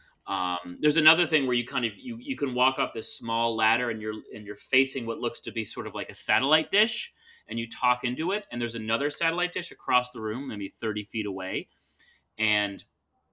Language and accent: English; Ann Arbor, Michigan, United States; the Hands-On Museum in my hometown of Ann Arbor, Michigan